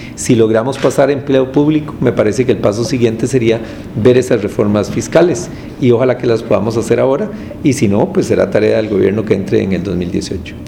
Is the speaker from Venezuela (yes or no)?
no; Costa Rica; costarricense que cree en los derechos humanos